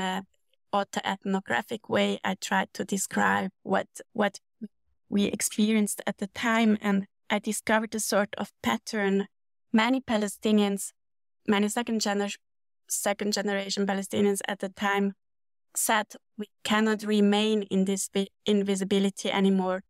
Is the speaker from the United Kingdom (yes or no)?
no; Switzerland; moved away as an adult; also born or lived in Munich, Germany; I grew up in Switzerland